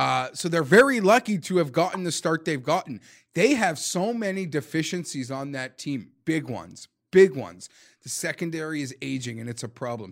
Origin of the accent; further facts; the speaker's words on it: Canada; I'm Canadian